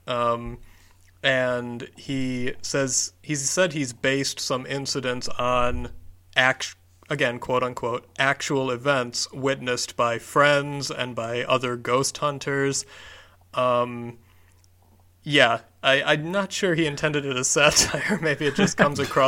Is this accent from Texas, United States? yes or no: no; Detroit, Michigan, United States; my hometown team, the Detroit Tigers